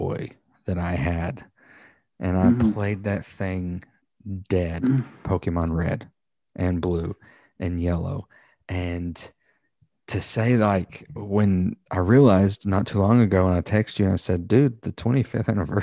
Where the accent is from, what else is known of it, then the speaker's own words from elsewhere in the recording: the Bible Belt, the South, United States; we grew up in the Bible Belt